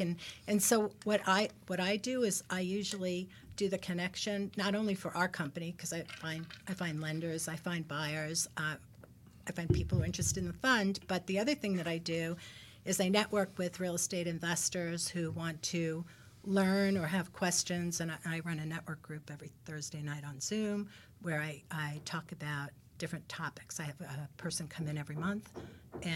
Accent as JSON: {"language": "English", "town": "New York City", "region": "New York", "country": "United States", "moved": "yes", "lives_now": "New Jersey, United States", "said": "I'm from Brooklyn, moved to Jersey"}